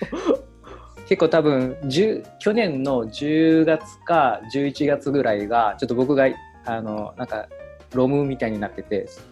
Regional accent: Kumamoto, Japan; moved away; もともと地元は熊本なので、ちょっと今地元ではないんですけど

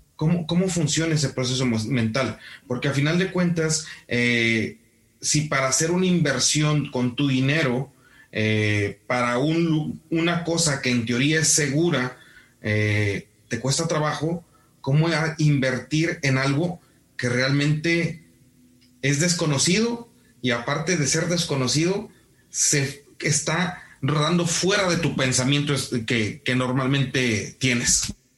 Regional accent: Mexico; como mexicanos

